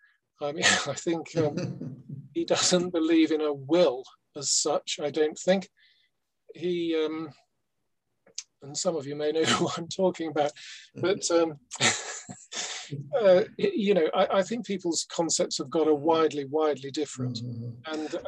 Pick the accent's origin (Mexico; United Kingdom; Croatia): United Kingdom; England; I mean, actually, I am an English male-only Freemason